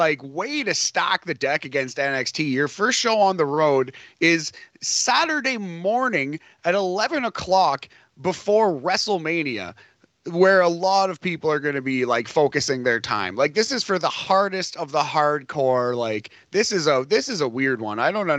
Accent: Canada; Yeah, technically we're both American, although I identify Canadian, yeah, Boris. I was raised here. I'll die here.

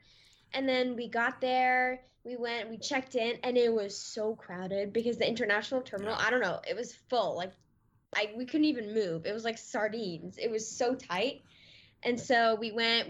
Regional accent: Singapore; now in Los Angeles, United States; I was born in Singapore, and so I basically spent my entire life here. This is my home.

